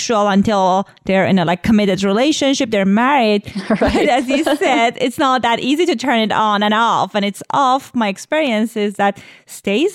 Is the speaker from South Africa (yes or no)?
no; Iran; I was born in Iran, like right after revolution